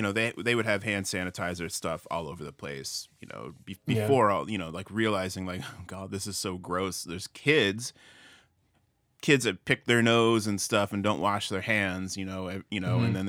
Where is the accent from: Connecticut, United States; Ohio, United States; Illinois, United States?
Connecticut, United States; Milford; So I grew up in Milford, Connecticut, outside of New Haven.